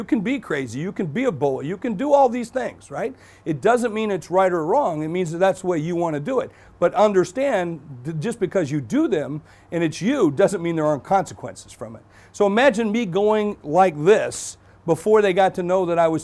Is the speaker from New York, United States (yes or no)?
no; South Dakota, United States; I am from South Dakota.